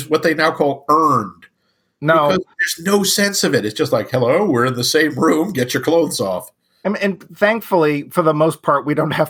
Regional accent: Netherlands; Yeah, I'm from Holland. Isn't that weird?

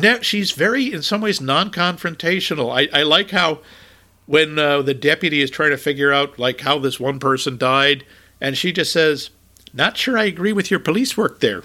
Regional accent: New England, United States; moved away as an adult; also born or lived in Minnesota; from New England and I had enormous trouble adjusting to the weather in Minnesota.

